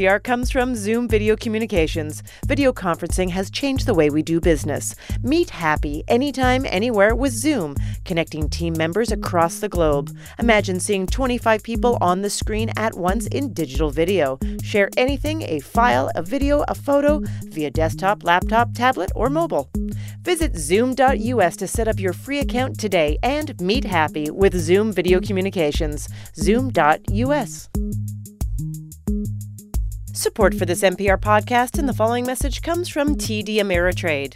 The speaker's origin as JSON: {"language": "English", "country": "Canada", "said": "I'm from Canada"}